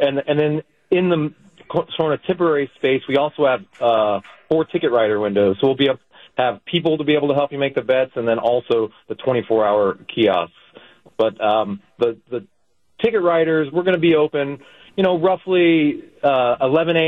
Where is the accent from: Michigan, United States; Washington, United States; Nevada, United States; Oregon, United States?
Nevada, United States; Las Vegas; moved away as an adult; also born or lived in New York; My home is Las Vegas. That's kind of where I came into myself, I guess. So, but I moved from Las Vegas to New York